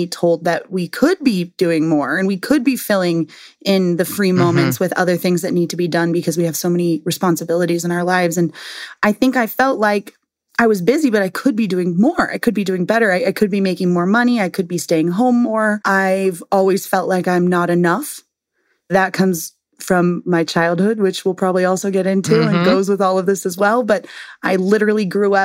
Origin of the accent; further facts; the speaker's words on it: San Diego, California, United States; I'm from San Diego and that's where I live now